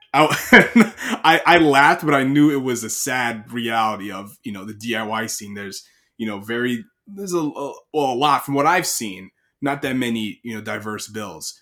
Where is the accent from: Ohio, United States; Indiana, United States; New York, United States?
New York, United States; Long Island; I'm from Long Island